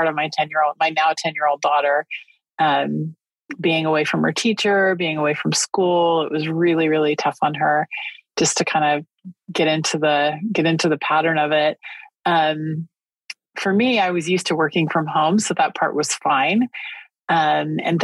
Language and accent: English; Northern California, United States; moved away as an adult; also born or lived in Japan; now in San Diego, United States; I grew up in Northern California